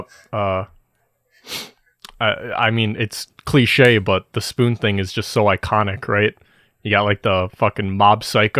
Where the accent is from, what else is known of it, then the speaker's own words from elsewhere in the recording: Midwest, United States; accent: Midwestern; No, I'm Midwestern, so yeah, I say things like bag.